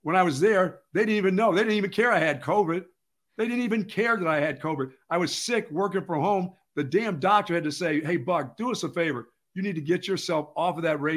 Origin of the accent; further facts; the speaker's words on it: Pennsylvania, United States; now in Austin, United States; my hometown in Pennsylvania